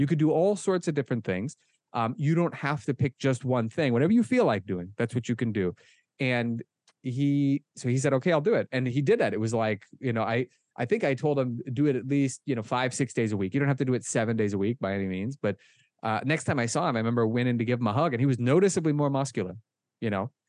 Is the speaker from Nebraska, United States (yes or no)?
yes; Omaha, Nebraska, United States; moved away as an adult; also born or lived in Israel; now in Pennsylvania, United States; I was born and raised in Omaha, Nebraska